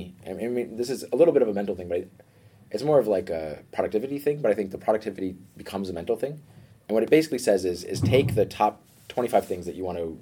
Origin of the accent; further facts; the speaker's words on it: New York City, New York, United States; moved away as an adult; also born or lived in Denmark; now in Copenhagen, Denmark; I grew up in New York, which is, in my opinion, even though I don't think I want to actually live there, the greatest metropolis on Earth